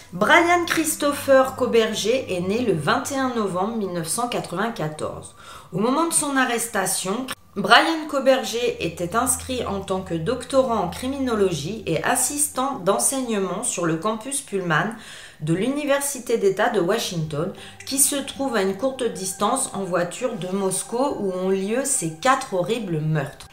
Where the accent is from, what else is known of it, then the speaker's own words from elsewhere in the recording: France; je suis française